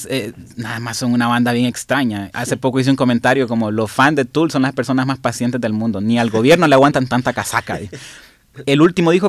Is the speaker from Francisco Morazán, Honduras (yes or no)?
no; La Ceiba, Atlántida, Honduras; yo soy de la Ceiba